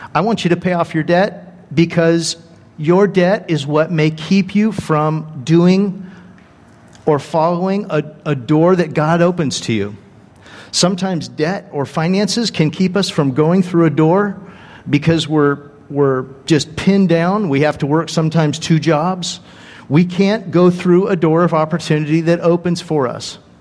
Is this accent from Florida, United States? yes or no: no; Dana Point, California, United States; moved away as an adult; also born or lived in Joplin, Missouri; I was raised in Dana Point, Laguna Beach